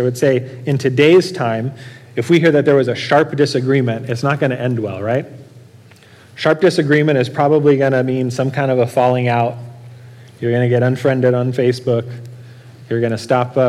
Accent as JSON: {"language": "English", "town": "Norco", "region": "California", "country": "United States", "tie": "born or raised there", "said": "I grew up in Norco"}